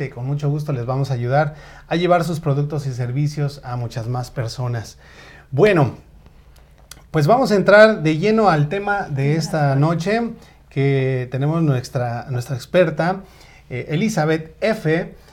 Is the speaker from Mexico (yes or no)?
yes; State of Mexico, Mexico; Yo nací en la Gustavo Madero, entonces podría decir que somos paisanos. Eh, sin embargo, bueno, yo me crié en el Estado de México